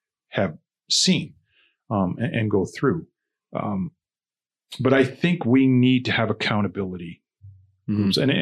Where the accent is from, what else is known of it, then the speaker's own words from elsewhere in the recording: Niagara, Ontario, Canada; also born or lived in Toronto, Canada; growing up in Niagara